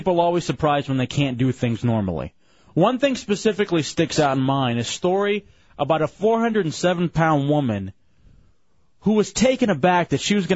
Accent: Texas, United States; moved away; I'm from Texas

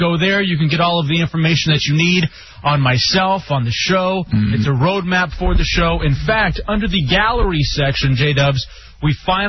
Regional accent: Texas, United States; I was like, no, I'm from Texas. And he's like, you have that like sound.

